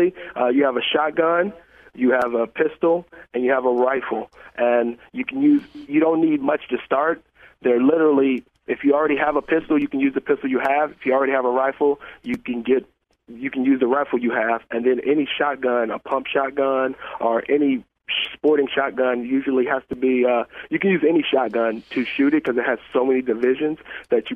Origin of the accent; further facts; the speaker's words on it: Richmond, California, United States; moved away; I'm originally from California